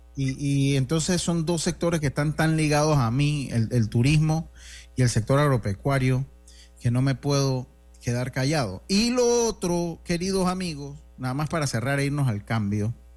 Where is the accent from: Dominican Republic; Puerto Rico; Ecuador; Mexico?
Dominican Republic; Santo Domingo; now in Panama; allá en mi tierra, cuando algo es muy, como muy sencillo, allá en Santo Domingo, decía, eso lo hago yo